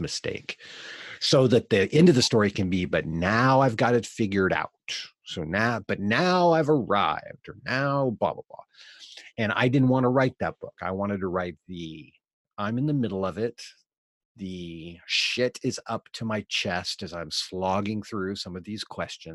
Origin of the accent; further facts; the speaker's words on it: Eugene, Oregon, United States; now in Portland, United States; I grew up in Eugene, Oregon